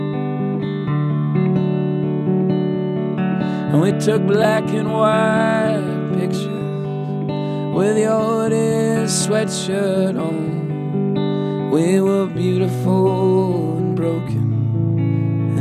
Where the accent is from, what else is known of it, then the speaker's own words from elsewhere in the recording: Goshen, Indiana, United States; moved away as an adult; I grew up in Goshen, Indiana